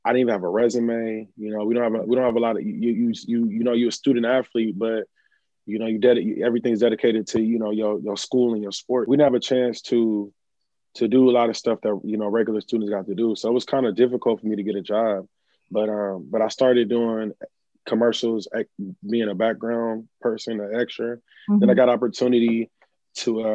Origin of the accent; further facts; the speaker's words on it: California, United States; I'm from California, by the way, the best coast